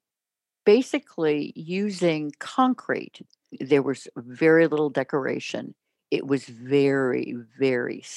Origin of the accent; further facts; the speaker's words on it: St. Louis, Missouri, United States; now in Denver, United States; When I grew up in St. Louis, there were some brutalist buildings